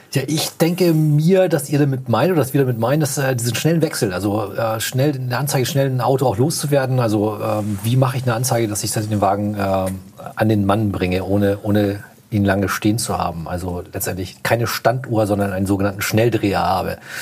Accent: Hamburg, Germany; bei uns in Hamburg

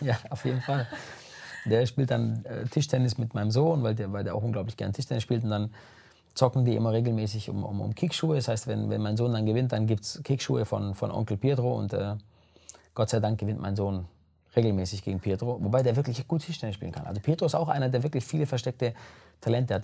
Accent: Germany; aus Italien kommen meine Eltern, aber ich bin in Deutschland geboren.

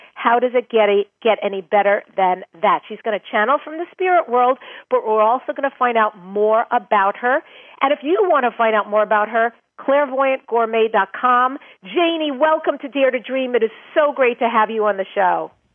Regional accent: New York, United States; now in California, United States; I grew up in New York. I live now in California

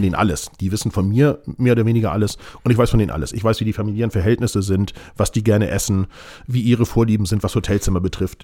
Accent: Hamburg, Germany; ich bin bestimmt ein Nordlicht, weil als Hamburger Jung, ich meine, ich würde auch sagen, Hamburg liegt im Norden

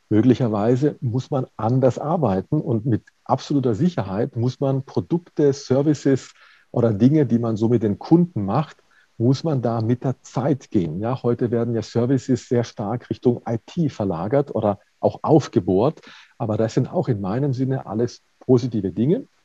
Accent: Baden-Württemberg, Germany; also ich komme aus Baden-Württemberg gebürtig

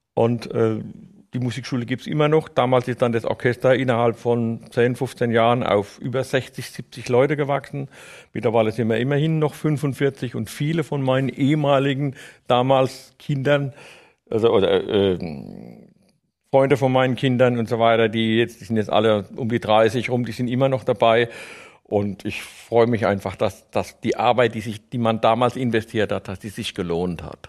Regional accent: Neustadt an der Weinstraße, Rhineland-Palatinate, Germany; accent: Palatinate dialect; ich bin Neustadter, geboren in Neustadt an der Weinstraße, in der Schillerstraße

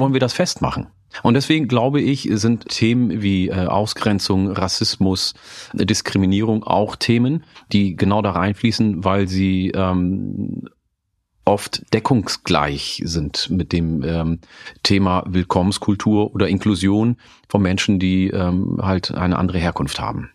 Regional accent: Hude, Lower Saxony, Germany; first language Oromo; German is a second language; moved away; also born or lived in Oromia, Ethiopia / Osnabrück; in meiner alten Heimat im Landkreis Oldenburg, in Vielstedt bei Hude

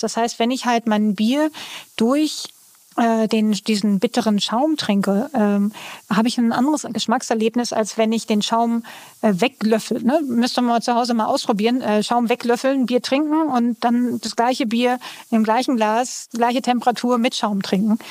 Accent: Northern Germany, Germany; ich komme ja aus Norddeutschland

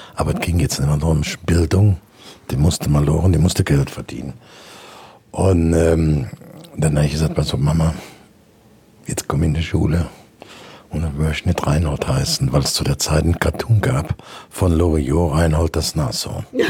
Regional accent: Brühl, North Rhine-Westphalia, Germany; von meinem Heimatort Brühl, das ist direkt bei Köln

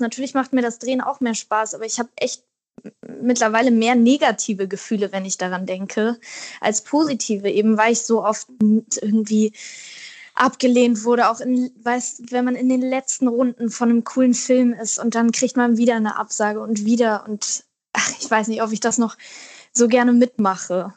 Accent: Wedel, Schleswig-Holstein, Germany; now in Berlin, Germany; meine Kindheit in Wedel war ganz toll

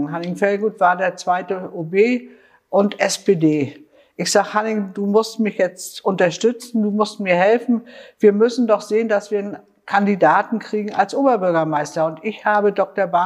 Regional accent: Stralsund, Mecklenburg-Vorpommern, Germany; Also wenn ich daran denke, ich bin auf dem Triebserdamm groß geworden, habe im Triebseer fast 60 Jahre gelebt.

